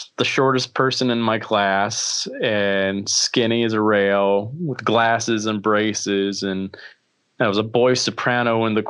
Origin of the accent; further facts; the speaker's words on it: Alabama, United States; I grew up in Alabama